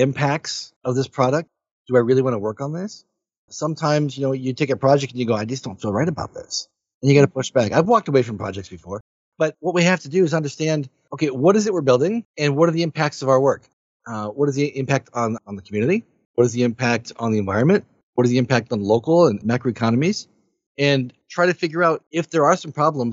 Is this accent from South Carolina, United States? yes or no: no; Michigan, United States; I'm from Michigan. Right? So I live in Michigan here in the US.